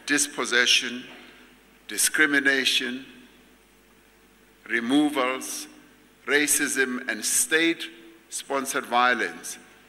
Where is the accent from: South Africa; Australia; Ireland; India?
South Africa; we as the South African people